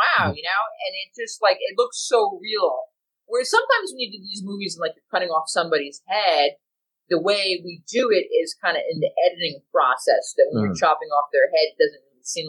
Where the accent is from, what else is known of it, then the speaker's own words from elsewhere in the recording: United States; as an American